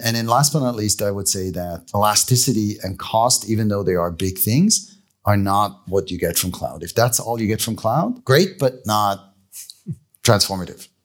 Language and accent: English; Switzerland; moved away; I grew up in Leesville.